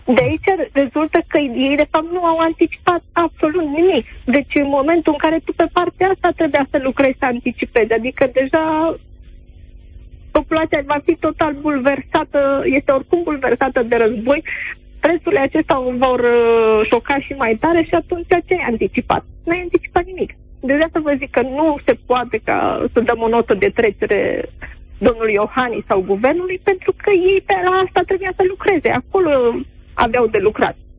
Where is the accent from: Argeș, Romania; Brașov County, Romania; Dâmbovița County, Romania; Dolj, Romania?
Brașov County, Romania; Brașov; sunt din Brașov